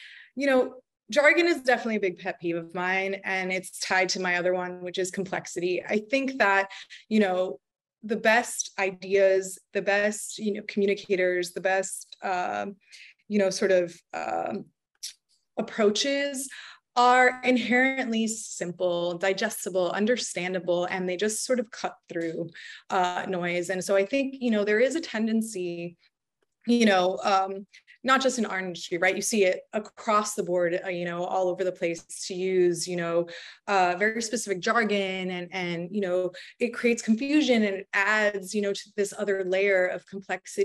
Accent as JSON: {"language": "English", "town": "Miami", "region": "Florida", "country": "United States", "tie": "born or raised there", "moved": "as an adult", "lives_now": "New York, United States", "said": "I'm a Miami native, you know, born and raised in Miami, but I've been in New York quite a long time at this point"}